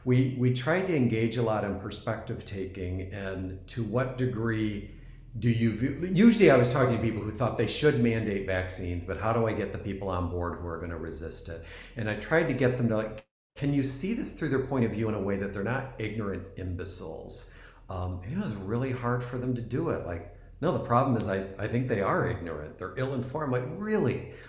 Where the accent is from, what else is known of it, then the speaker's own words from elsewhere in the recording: East Coast, United States; I'm originally from the East Coast and just moved to the West Coast.